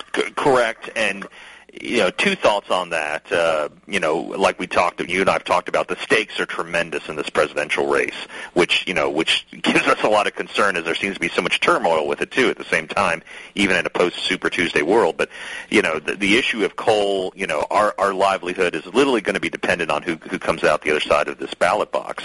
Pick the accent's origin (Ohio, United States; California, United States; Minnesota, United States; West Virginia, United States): West Virginia, United States; moved away; also born or lived in Kentucky; my home state of West Virginia